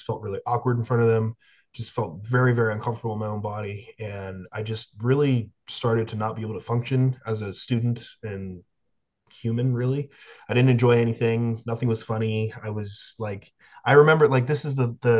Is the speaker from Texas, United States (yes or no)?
no; West Virginia, United States; also born or lived in Canada; I am Canadian, but I only lived there for like 3 years. This was in West Virginia